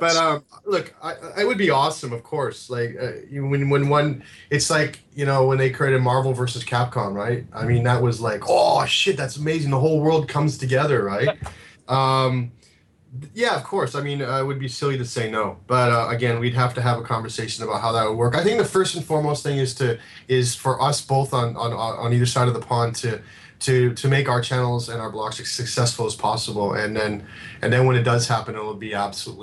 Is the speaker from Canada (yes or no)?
yes; Canada; moved away; I'm Canadian, so I had to move here to get it.